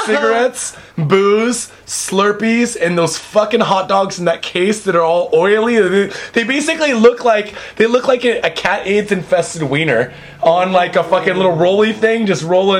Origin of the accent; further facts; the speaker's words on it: United States; now in Japan; I'm American.